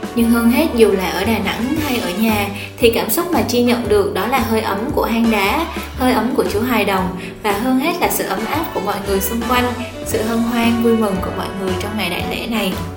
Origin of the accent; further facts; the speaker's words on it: Gia Lai, Vietnam; moved away as an adult; now in Da Nang, Vietnam; Mình lớn lên ở Gia Lai